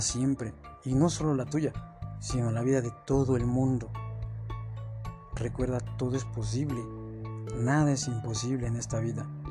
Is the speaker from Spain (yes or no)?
no; Mexico; Aquí en mi país, en México